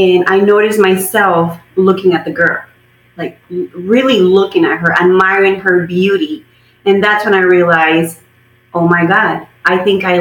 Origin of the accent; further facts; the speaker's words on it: Mexico; moved away; I was born and raised in Mexico, and I attended secundaria, which is middle school in Mexico.